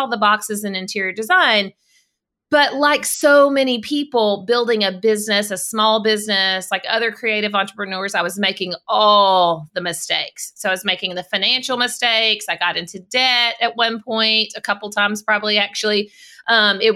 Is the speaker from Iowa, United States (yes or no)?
no; South Arkansas, United States; So I live in Arkansas. I grew up in South Arkansas. And I've always lived in the state